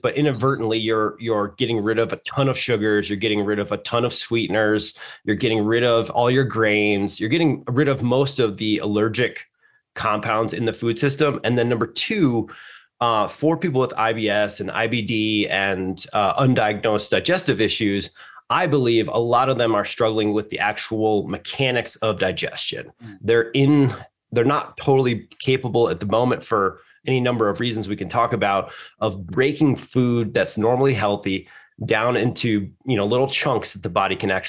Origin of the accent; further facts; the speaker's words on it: Michigan, United States; moved away as an adult; also born or lived in Chicago; growing up in the Midwest, I grew up in Michigan